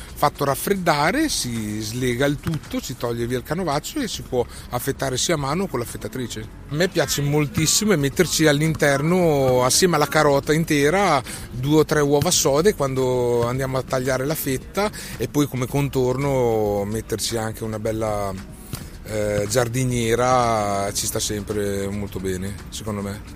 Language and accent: Italian; Modena, Emilia-Romagna, Italy; sono modenese